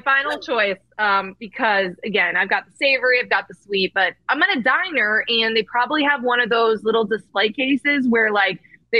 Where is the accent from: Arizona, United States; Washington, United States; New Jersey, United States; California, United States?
New Jersey, United States; moved away; also born or lived in Michigan; I grew up in New Jersey, in the diner capital of the country.